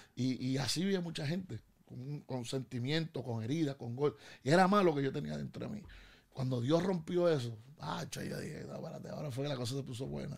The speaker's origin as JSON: {"language": "Spanish", "town": "Bayamón", "country": "Puerto Rico", "also_born_or_lived": "Río Piedras", "said": "yo eh, eh, soy vaquero, de Bayamón"}